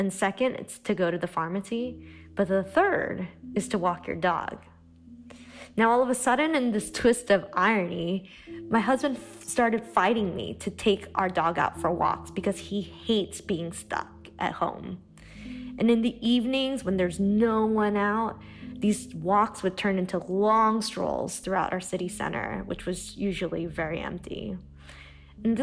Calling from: Treviso, Veneto, Italy; also born or lived in Boston; I'm calling from Treviso, Italy, which has been in quarantine for the past 2 weeks.

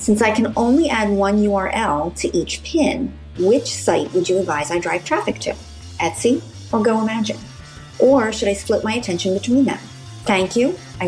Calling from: Pennsylvania, United States; Hi, Chris. … from Pennsylvania.

